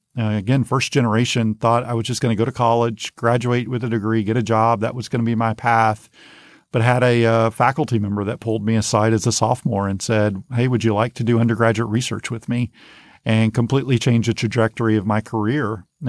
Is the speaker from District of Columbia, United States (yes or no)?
no; Godley, Texas, United States; She's a teacher's aide at the same school that I grew up in Godley.